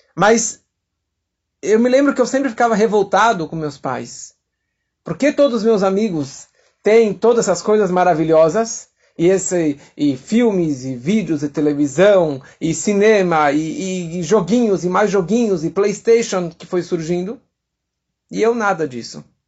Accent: São Paulo, Brazil; Eu nasci aqui em São Paulo, no bairro de Santana

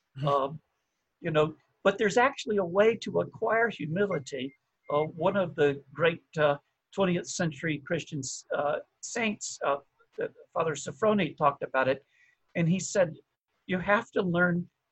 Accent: the South, Southern United States, United States; as a Southerner

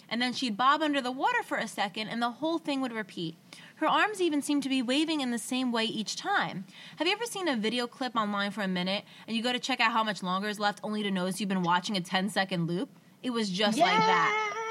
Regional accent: United States; I grew up on Lake Michigan, and back when I was in school, we'd spend pretty much every night out on the beach or in the dunes.

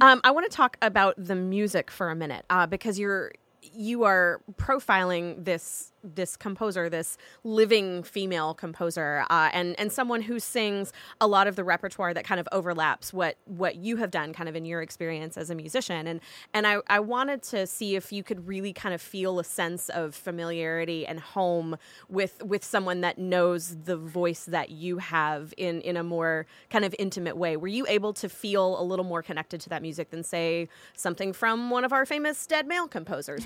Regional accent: the South, United States; accent: Southern; moved away; I am back from an extended s, trip to the South, which means my accent is super thick right now

